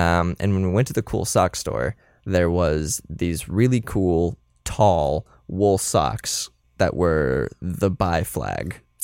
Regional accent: Florida, United States; I'm from Florida

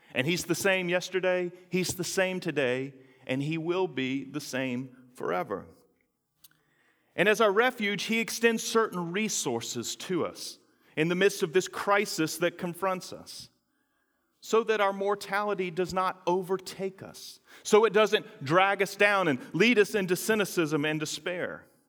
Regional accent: North Carolina, United States; moved away; that little garden of Eden called North Carolina, which is where I'm from

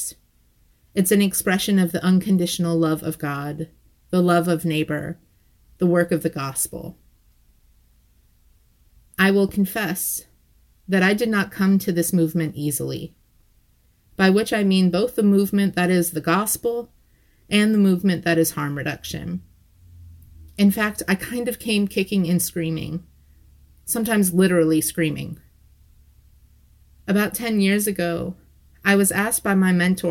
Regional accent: Ohio, United States; my home state of Ohio

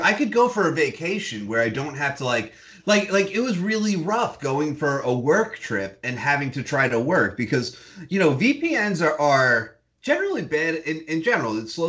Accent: United States; as an American

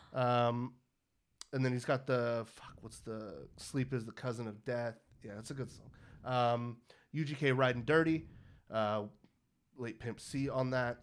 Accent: Pittsburg, California, United States; my hometown of Pittsburgh, California

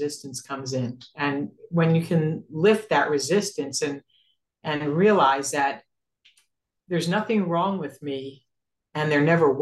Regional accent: New York City, New York, United States; we're from Brooklyn

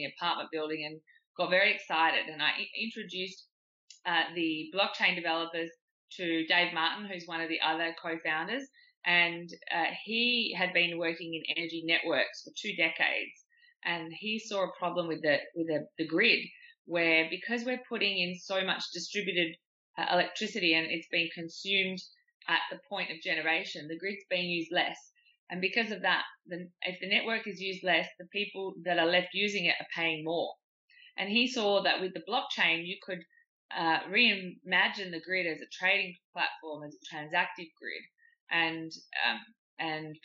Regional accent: Perth, Western Australia, Australia; moved away as an adult; also born or lived in London; I was born and raised in Perth in Western Australia.

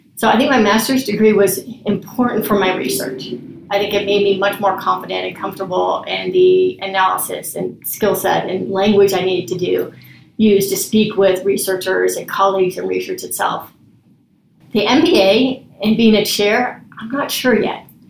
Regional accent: West Coast, United States; moved away as an adult; also born or lived in Cincinnati; I'm from the West Coast

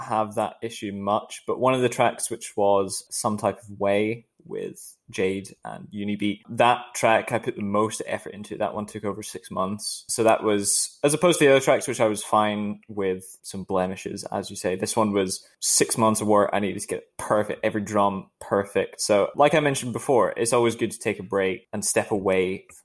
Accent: outside of Glasgow, Scotland, United Kingdom; I grew up in Scotland outside of Glasgow, but it was a very countryside affair

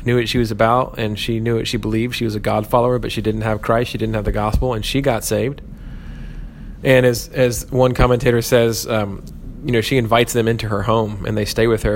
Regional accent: United States

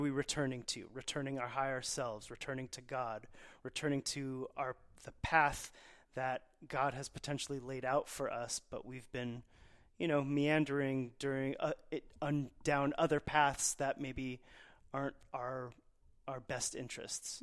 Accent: Dallas, Texas, United States; as a Persian kid growing up in Dallas, Texas

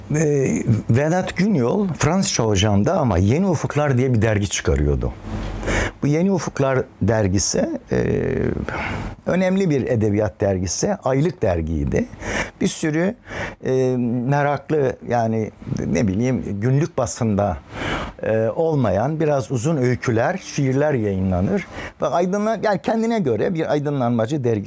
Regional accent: Anzevik village, Kiğı, Bingöl Province, Turkey; moved away; Çocukluk da genel olarak yani ilkokul sona kadar orada geçti

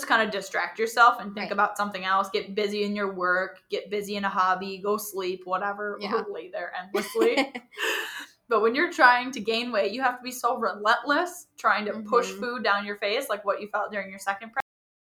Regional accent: Wisconsin, United States; I grew up in Wisconsin

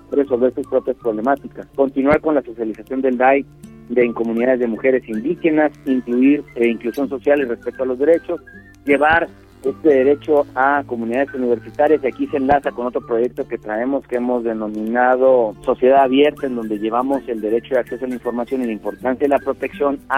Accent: Mexico; todos somos mexicanas y mexicanos

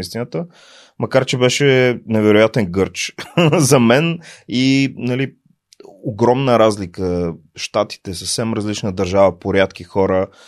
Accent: Plovdiv, Plovdiv Province, Bulgaria; moved away as an adult; also born or lived in Sofia / United States; роден съм в София, между другото, но съм израснал в Пловдив и се чувствам пловдивчанин

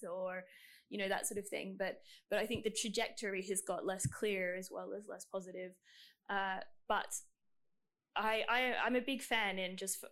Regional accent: Queensland, Australia; I'm from Queensland

